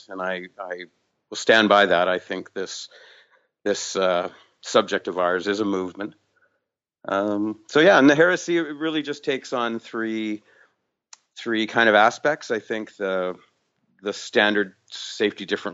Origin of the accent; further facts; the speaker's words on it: Vancouver, British Columbia, Canada; I'm from Vancouver, British Columbia